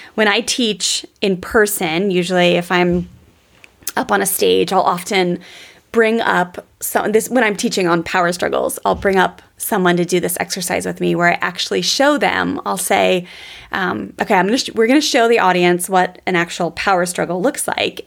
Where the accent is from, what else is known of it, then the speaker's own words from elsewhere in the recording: Columbia, Maryland, United States; there was a cookie place in the Columbia Mall where I grew up in Maryland